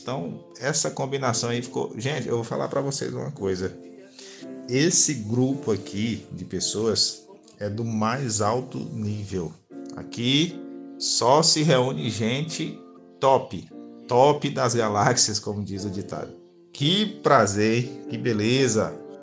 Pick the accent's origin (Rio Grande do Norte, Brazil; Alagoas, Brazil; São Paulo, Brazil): Rio Grande do Norte, Brazil; Currais Novos; Eu sou do Rio Grande do Norte, nascido na cidade de Currais Novos há 35 anos atrás